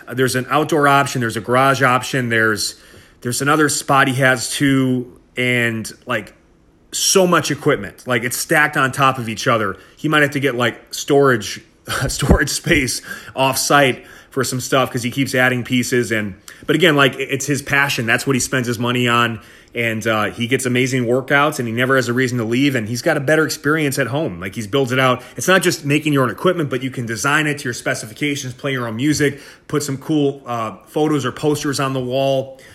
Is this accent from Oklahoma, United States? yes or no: no; Milwaukee, Wisconsin, United States; moved away as an adult; also born or lived in Pennsylvania; in Wisconsin, uh, born and raised. I'm from Milwaukee, Wisconsin